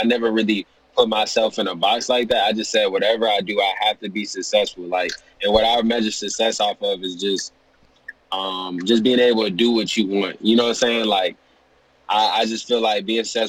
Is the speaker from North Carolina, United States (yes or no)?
no; Atlanta, Georgia, United States; I'm from Atlanta. You can say the south side of Atlanta, like Ellenwood, Stockbridge, right on the edge of Harry County, Clay County.